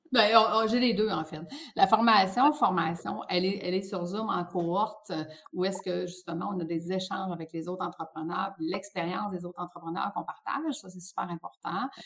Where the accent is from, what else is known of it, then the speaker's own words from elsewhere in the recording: Quebec, Canada; j'ai grandi au Lac-Saint-Jean